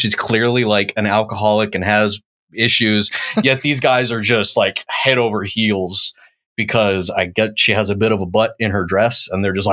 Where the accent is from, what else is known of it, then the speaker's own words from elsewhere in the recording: the South, United States; I grew up in the South. I went to high school in the South